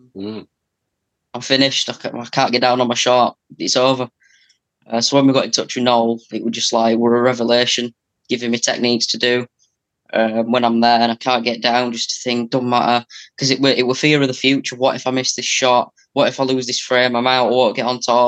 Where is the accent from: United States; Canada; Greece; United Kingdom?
United Kingdom; England; I'm from England